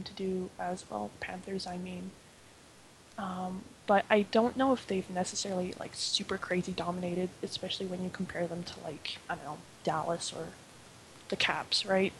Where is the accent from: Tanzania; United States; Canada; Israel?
Canada; I'm actually from Canada